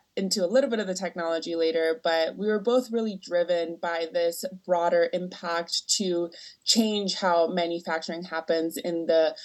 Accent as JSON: {"language": "English", "country": "Venezuela", "moved": "as an adult", "lives_now": "United States", "said": "I'm actually from Venezuela"}